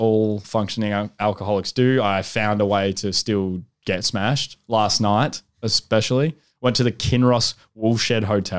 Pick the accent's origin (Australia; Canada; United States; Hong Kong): Australia; Albury, New South Wales; moved away; This is my hometown.